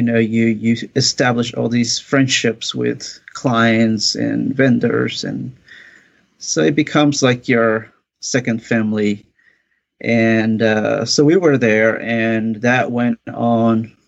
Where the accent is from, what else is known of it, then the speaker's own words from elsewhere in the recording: Mexico; moved away; I'm originally from Mexico. My father was a builder. So I grew up helping him, doing all that kind of work